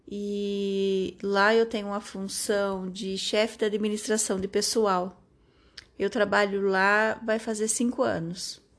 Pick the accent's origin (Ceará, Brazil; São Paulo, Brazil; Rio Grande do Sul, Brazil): São Paulo, Brazil; Jaú; Eu nasci e fui criada aqui em Jaú mesmo.